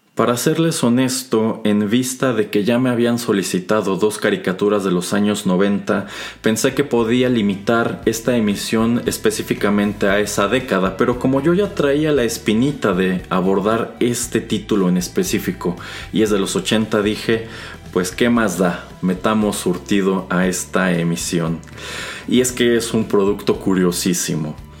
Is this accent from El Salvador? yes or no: no; Mexico; quienes crecimos en México y América Latina en los años 80 y los años 90